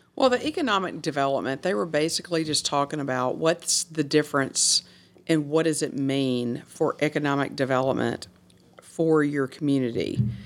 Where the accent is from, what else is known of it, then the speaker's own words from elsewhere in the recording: Hernando, Mississippi, United States; I'm from Old Hernando. And when I say I'm from Old Hernando, like I said, my parents moved to Hernando when I was seven weeks old.